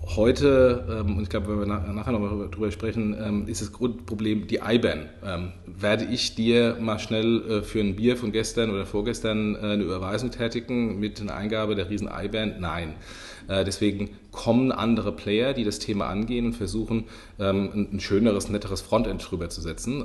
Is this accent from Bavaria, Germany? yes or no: yes; Lower Franconia, Bavaria, Germany; accent: Hessian; moved away; also born or lived in Hesse; ich bin ein Unterfranke. Ähm, zwar mit einem okay. hessischen Dialekt, äh, aber ich bin immer noch ein gebürtiger Unterfranke